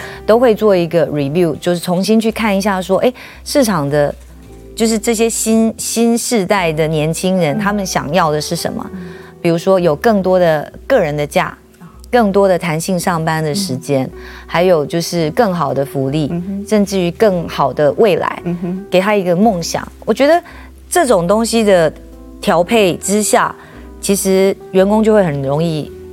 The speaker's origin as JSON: {"language": "Chinese", "country": "Taiwan", "said": "因为我们台湾人永远都是台湾人嘛"}